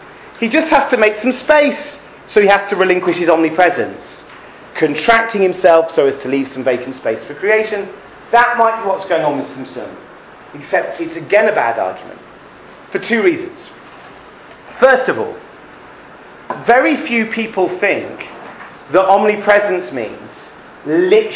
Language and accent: English; England, United Kingdom; moved away as an adult; now in Israel; When I grew up in England, we went to Heder